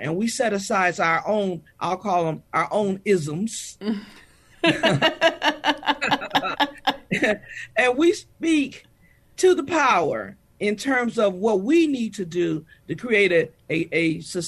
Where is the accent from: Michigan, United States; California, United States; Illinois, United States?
Michigan, United States; now in Texas, United States; I'm from Michigan, I've grown over my 41 years to love the great state of Texas